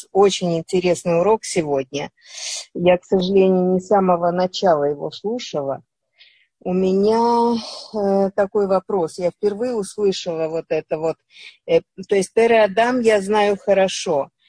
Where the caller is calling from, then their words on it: Ashkelon, Southern District, Israel; Я из Ашкелона.